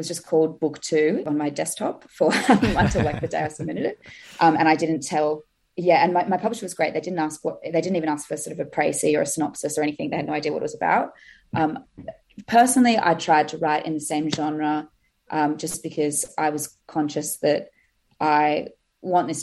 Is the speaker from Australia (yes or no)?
yes; Australia; also born or lived in Sydney; I'm obviously from Australia, and I'm in the UK at the moment on holiday